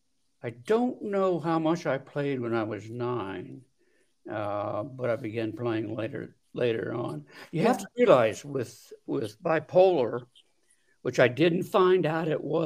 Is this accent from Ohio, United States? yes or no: yes; Delaware, Ohio, United States; Well, I grew up in Delaware, Ohio, which is just about 20 miles from Columbus. I had a brother and a sister. And Delaware is a small town.